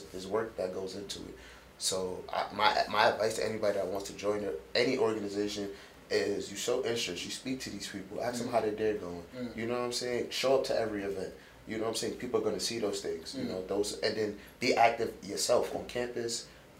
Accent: New York City, New York, United States; now in Long Island, United States; I'm from Rockaway. I live in Long Island, but from Rockaway

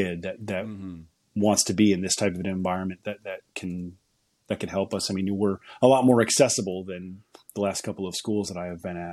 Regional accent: New England, United States; also born or lived in upper Midwest; now in Pittsburgh, United States; I grew up in New England

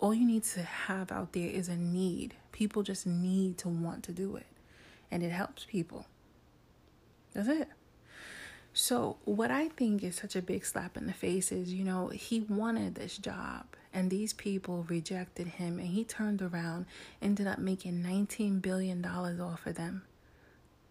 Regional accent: New York City, New York, United States; I'm a woman from New York City

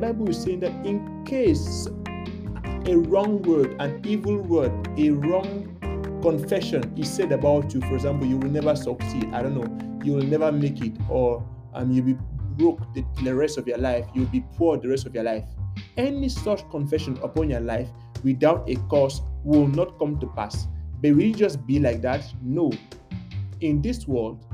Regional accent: Cameroon; now in Canada; my home country, Cameroon, in Africa

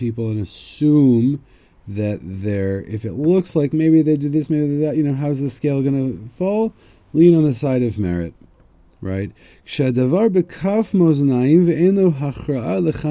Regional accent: United States; now in Israel; I'm from America

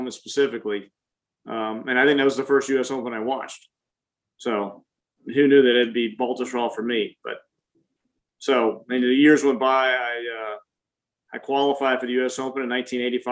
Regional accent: Lakeland, Florida, United States; growing up in Florida. I learned how to play golf in Florida

